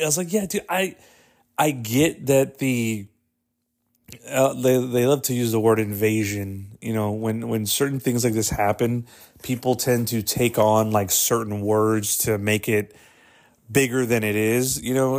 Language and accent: English; Texas, United States; I was born in Texas